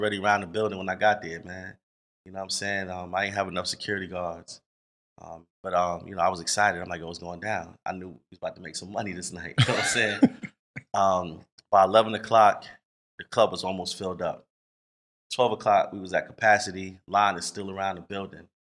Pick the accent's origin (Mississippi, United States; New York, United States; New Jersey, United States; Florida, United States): New York, United States; now in Atlanta, United States; I'm from New York